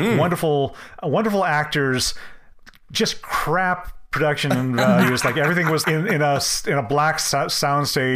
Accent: United States; as an American

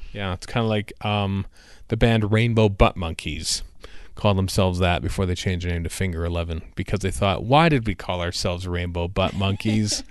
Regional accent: Canada; as a Canadian

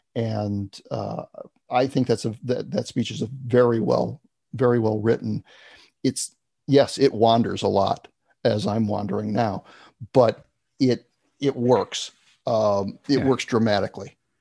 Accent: United States; as an American

